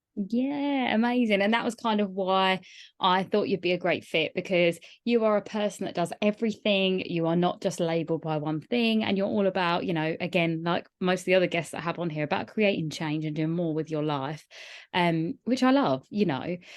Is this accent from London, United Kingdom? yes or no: no; Kent, South East England, United Kingdom; where I grew up in Kent